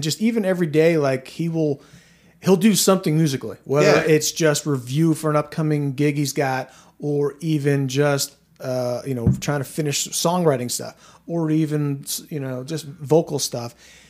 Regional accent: Washington County, Maryland, United States; we're from Washington County, Maryland.

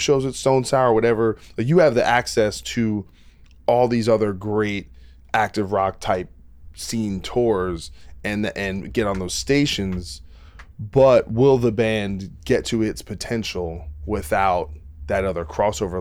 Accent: New Jersey, United States; I'm from Jersey

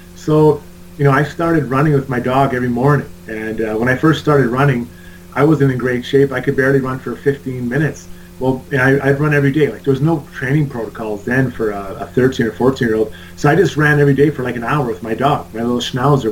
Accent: Edmonton, Alberta, Canada; I grew up playing in Edmonton

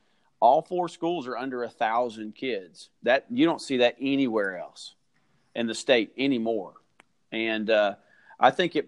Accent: Kentucky, United States; We're not. We're from Kentucky originally.

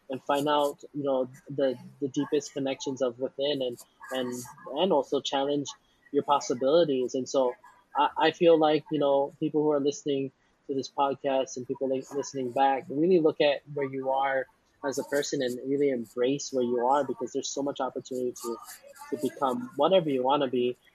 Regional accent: Philippines; the favorite thing about being Filipino

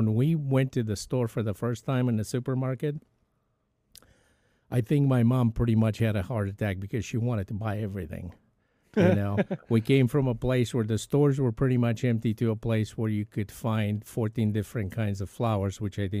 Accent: Bucharest, Romania; so I grew up in Bucharest, Romania, which is East Europe, communist country.

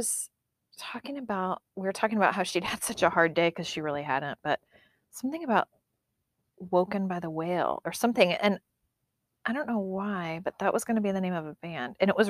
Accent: United States; I'm American.

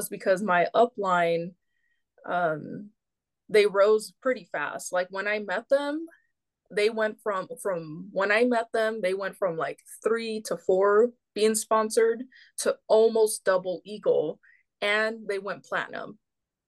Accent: Bay Area, California, United States; We're from the Bay Area, California.

